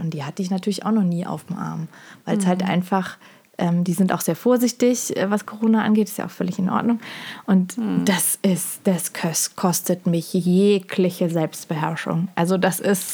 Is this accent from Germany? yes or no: yes; Germany; als Deutscher, Deutsche